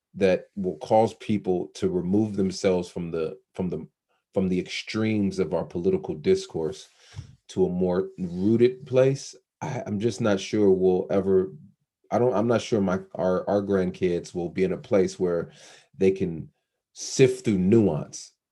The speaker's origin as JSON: {"language": "English", "area": "outside Los Angeles", "region": "California", "country": "United States", "tie": "born or raised there", "said": "I grew up in outside Los Angeles"}